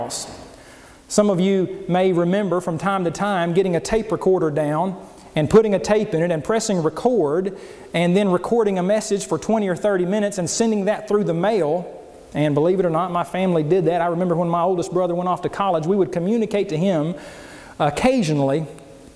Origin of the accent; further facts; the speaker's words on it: Oklahoma, United States; as a child growing up in Oklahoma